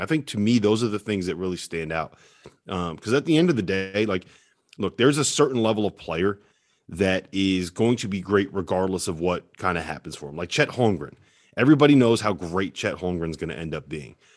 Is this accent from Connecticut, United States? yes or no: yes; Connecticut, United States; I'm from Connecticut, big Yukon guy